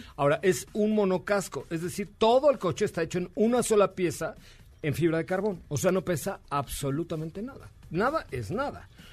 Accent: Yucatán, Mexico; soy yucateco.

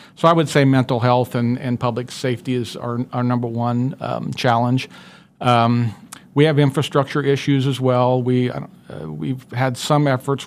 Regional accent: Sedgwick County, between Colwich and Maize, Kansas, United States; I grew up in, uh, Sedgwick County. Uh, I grew up on a small family farm, uh, in between Colwich and Mays in the northwest part of the county

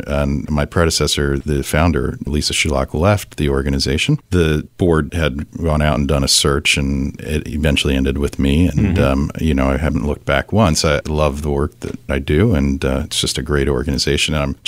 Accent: Virginia, United States; also born or lived in Mexico City, Mexico / Accra, Ghana; So I grew up in Northern Virginia. My father was Foreign Service, so that moved us around a bit. We spent a couple of years in Mexico City and a couple of years in a place called Accra in Ghana

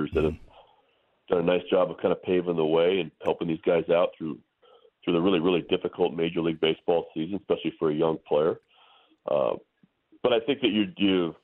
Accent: Santa Rosa, California, United States; I grew up in Santa Rosa, California, about an hour north of San Francisco

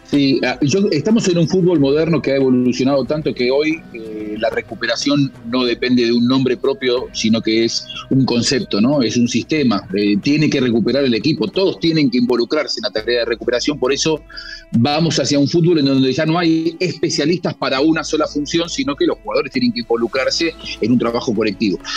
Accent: Argentina; soy argentino

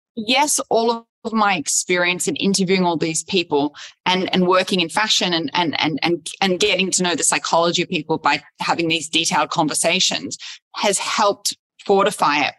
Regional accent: Sydney, New South Wales, Australia; moved away as an adult; also born or lived in Los Angeles / New York; I grew up in Sydney, where I am now back after being in Los Angeles in New York, uh, Los Angeles for 12 years, in New York for five years

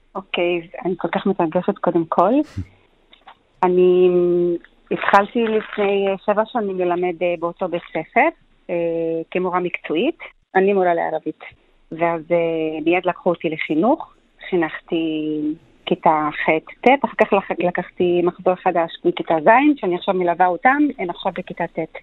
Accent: Ramla, Central District, Israel; moved away as an adult; now in Eilat, Israel; ילידת רמלה, השכנים שלי היו יהודים

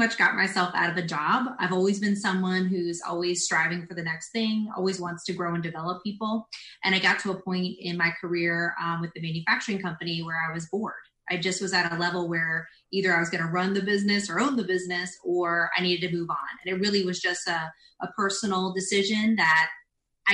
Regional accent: South Brunswick, New Jersey, United States; moved away as an adult; also born or lived in Lakeland, Florida; now in Orlando, United States; I am from New Jersey. So I grew up in South Brunswick, New Jersey, which is right outside of Princeton. And I lived there until I was 18

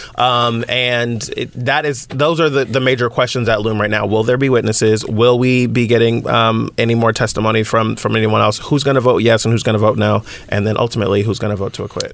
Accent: the Bay Area, California, United States; I'm from the Bay Area

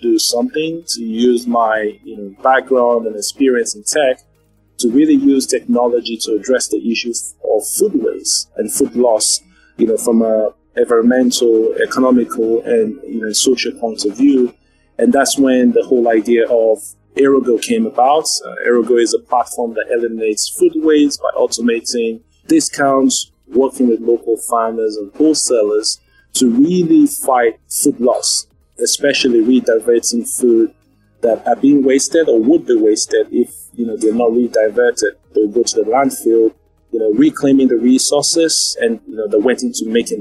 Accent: Nigeria; moved away as an adult; now in Dubai, United Arab Emirates; I'm originally Nigerian, and this is, you know, where I call home.

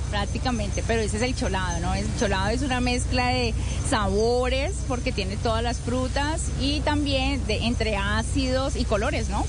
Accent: Valle del Cauca, Colombia; qué somos los vallecaucanos? Pues somos alegres, somos festivos, somos coloridos

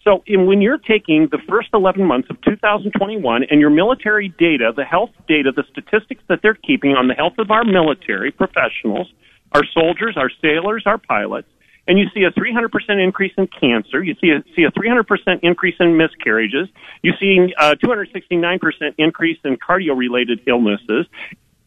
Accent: Michigan, United States; now in Oklahoma, United States; I'm from Michigan

